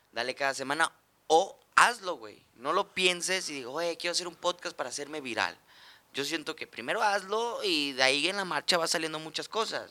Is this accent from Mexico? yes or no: yes; Mexico